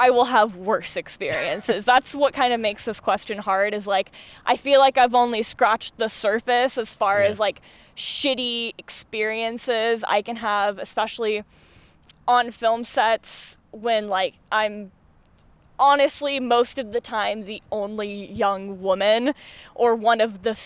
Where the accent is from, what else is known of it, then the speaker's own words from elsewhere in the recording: Phoenix, Arizona, United States; moved away as an adult; now in Portland, United States; I'm from Phoenix originally